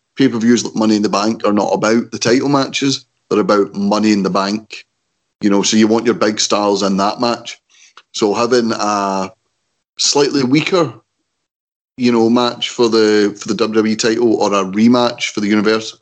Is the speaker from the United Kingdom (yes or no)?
yes; Scotland, United Kingdom; we're Scottish